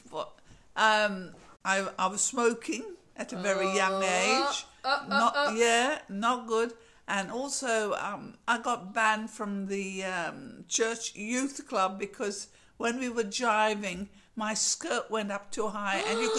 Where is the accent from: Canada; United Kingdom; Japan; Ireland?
United Kingdom; London; moved away; because I came from North London, which was a bit classy. Well, it's not now, but it used to be quite classy.